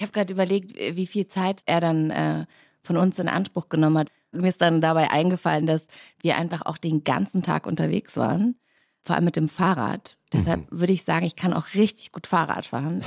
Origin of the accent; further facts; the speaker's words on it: rural Bavaria near Holzkirchen, Germany; moved away as an adult; also born or lived in Hamburg; now in Berlin, Germany; wir kommen nämlich ursprünglich alle aus Hamburg und sind dann für die Serie für meinen Vater oder mit ihm nach äh, München gezogen. Und äh, dann direkt aufs Land, ein kleiner Ort, wunderschön, zwischen Saulach und Holzkirchen